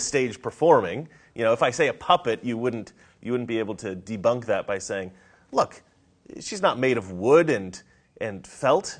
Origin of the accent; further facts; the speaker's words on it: Salem, Oregon, United States; now in Los Angeles, United States; I grew up in Oregon where there isn't a lot of black people